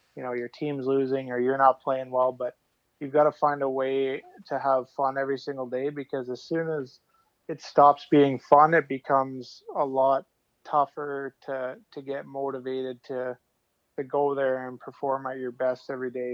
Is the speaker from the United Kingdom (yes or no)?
no; outside Calgary, Alberta, Canada; grew up outside Calgary